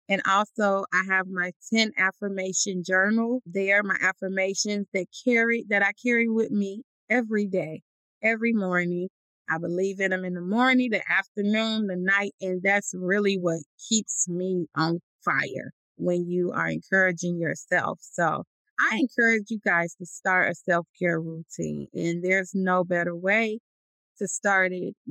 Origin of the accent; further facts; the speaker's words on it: Chicago, Illinois, United States; now in Atlanta, United States; a young child growing up in Chicago